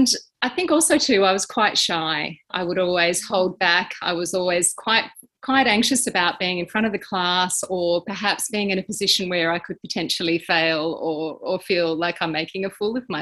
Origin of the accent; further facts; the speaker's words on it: Melbourne, Victoria, Australia; I grew up in Melbourne